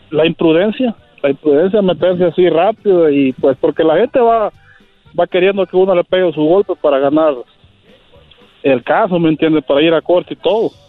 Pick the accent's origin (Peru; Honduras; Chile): Honduras; now in Houston, United States; soy de Honduras, pero vivo en Houston, Texas.